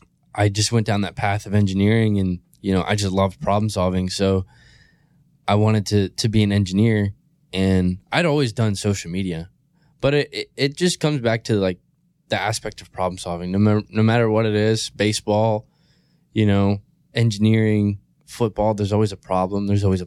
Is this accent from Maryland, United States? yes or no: yes; Maryland, United States; It's like really small state on the East Coast. I grew up in Cecil County. Which we call Cecil Tucky. A lot of people, you know, it's just like a small redneck town, really.